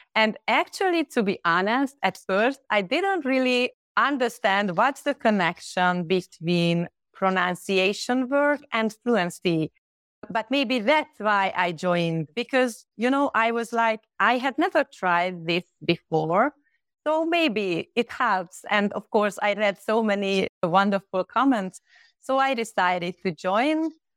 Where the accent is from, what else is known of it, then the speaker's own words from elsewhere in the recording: Hungary; English is a second language; from Hungary. I live not far from the capital, Budapest.